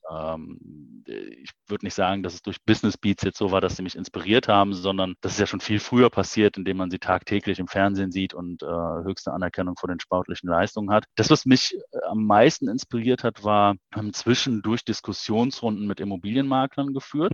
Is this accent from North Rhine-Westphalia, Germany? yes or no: yes; Aachen, North Rhine-Westphalia, Germany; wir kommen aus Aachen, äh, wir sind Öscher, Öscher durch und durch